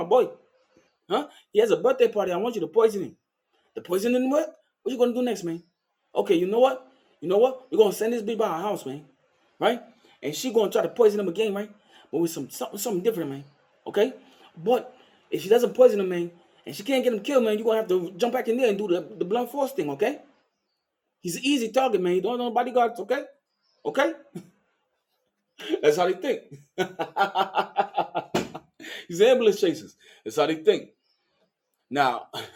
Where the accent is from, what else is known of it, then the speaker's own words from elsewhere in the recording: New York, United States; accent: hood accents; moved away; the way I say New York, you will understand that I am from New York. But possibly that I've lived in several states